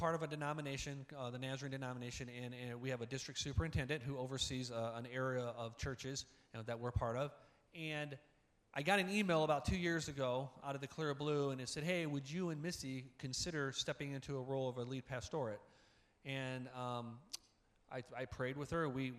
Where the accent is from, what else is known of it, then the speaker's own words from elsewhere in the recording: Indiana, United States; I grew up in Northwest Indiana. I graduated from Hobart.